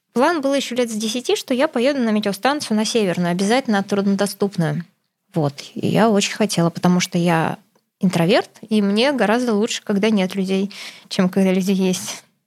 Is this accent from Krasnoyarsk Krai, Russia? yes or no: yes; Krasnoyarsk Krai, Russia; Я из Красноярского края, и мы, как у всех, кто живет в Красноярском крае, все едут в Хакасию отдыхать